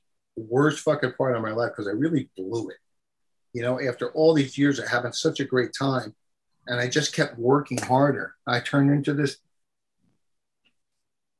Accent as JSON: {"language": "English", "region": "New Jersey", "country": "United States", "said": "I'm from New Jersey."}